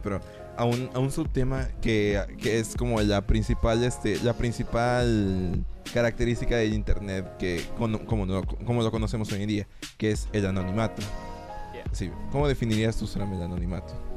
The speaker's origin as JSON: {"language": "Spanish", "country": "Mexico", "said": "nosotros como mexicanos"}